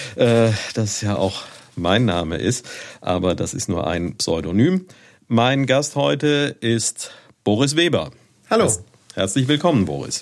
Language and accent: German; Neuwied, Rhineland-Palatinate, Germany; moved away as an adult; Ich bin geboren hier in Neuwied und habe hier auch bis 1985 gelebt. Da habe ich auf dem Lyzeum, wie meine Großmutter immer gesagt hat, äh, Abitur gemacht